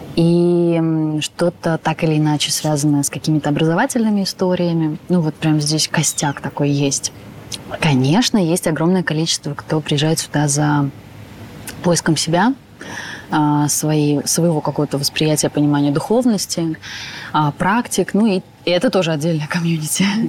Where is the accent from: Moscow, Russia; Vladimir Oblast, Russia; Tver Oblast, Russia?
Moscow, Russia; moved away as an adult; now in Bali, Indonesia; я москвичка